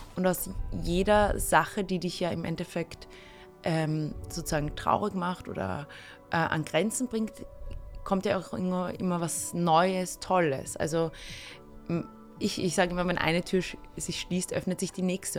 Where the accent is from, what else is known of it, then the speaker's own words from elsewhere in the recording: Austria; ich bin in einem kleinen Dorf aufgewachsen, zwar in der Nähe von Wien